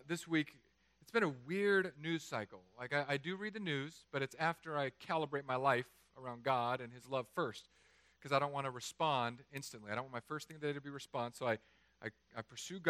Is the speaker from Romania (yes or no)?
no; California, United States; I'm from California